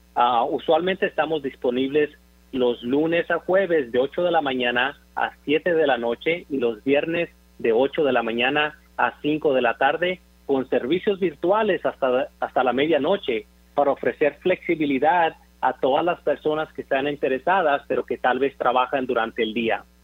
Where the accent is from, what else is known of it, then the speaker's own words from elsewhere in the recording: Zamora, Michoacán, Mexico; now in Dallas, United States; Orgullosamente nací y crecí en Zamora, Michoacán